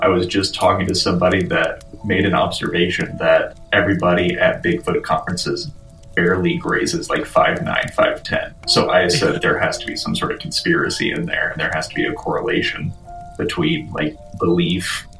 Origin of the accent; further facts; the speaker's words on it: Kokomo, Indiana, United States; moved away; I'm originally from Kokomo.